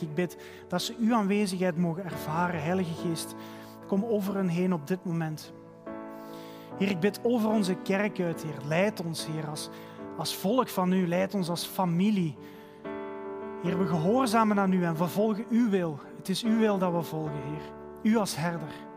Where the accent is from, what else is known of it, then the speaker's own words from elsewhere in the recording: Halen, Flanders, Belgium; bij ons in de straat waar ik ben opgegroeid in Halen